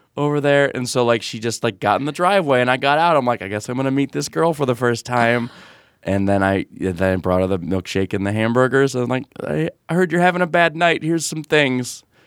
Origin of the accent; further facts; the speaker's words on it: near Novi, Michigan, United States; it's near Novi, Michigan.